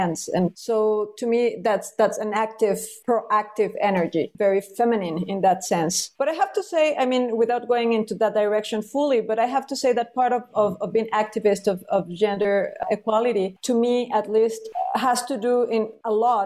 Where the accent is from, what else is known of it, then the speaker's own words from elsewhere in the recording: Mexico; moved away as an adult; also born or lived in New York; I'm Mexican. I was born in Mexico